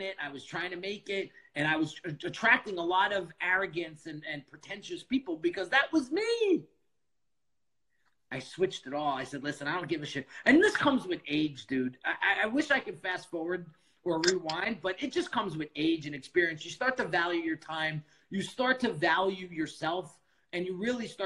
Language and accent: English; outside of New York City, United States; I grew up outside of New York City